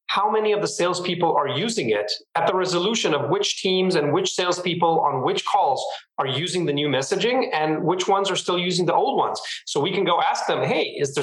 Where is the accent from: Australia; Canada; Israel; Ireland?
Israel; moved away as an adult; now in San Francisco Bay Area, United States; I was born and raised in Israel, and I have been living in the San Francisco Bay Area for the last 4 years